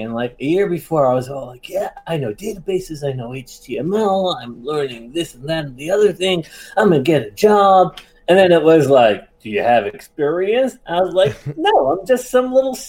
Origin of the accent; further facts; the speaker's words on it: New York, United States; I'm from New York